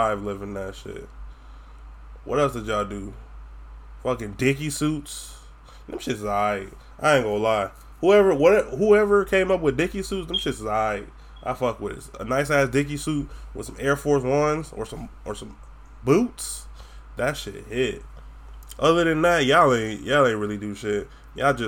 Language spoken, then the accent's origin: English; Florida, United States; accent: Florida accent; I have a twang because I'm from Florida.